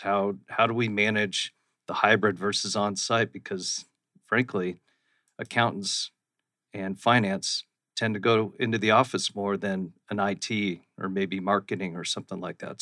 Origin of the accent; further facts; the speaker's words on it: Scottsdale, Arizona, United States; also born or lived in Austin, Texas / Phoenix, Arizona; I grew up in central Scottsdale, right down by Scottsdale Fashion Square